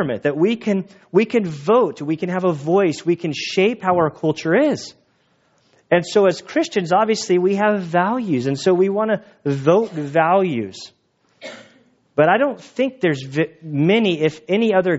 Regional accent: United States; being an American

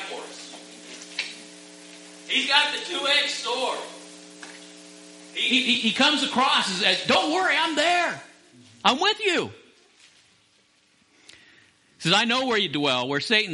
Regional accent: Las Vegas, Nevada, United States; I grew up in Las Vegas as a teenager

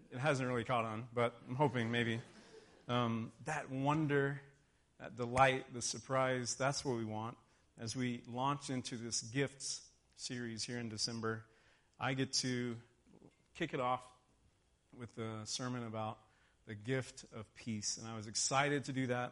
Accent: Texas, United States; moved away; I grew up in Texas. White Christmas was nothing but a movie to me

